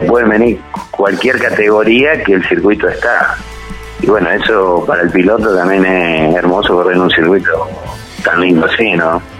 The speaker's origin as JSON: {"language": "Spanish", "town": "Corzuela", "region": "Chaco", "country": "Argentina", "tie": "born or raised there", "also_born_or_lived": "Rafaela, Santa Fe / San Antonio, Santa Fe", "said": "a los cinco años nos vinimos a radicar acá a Corzuela, Chaco, donde mi papá eh, desarrolló la empresa y bueno, me quedé, ya soy chaqueño por adopción"}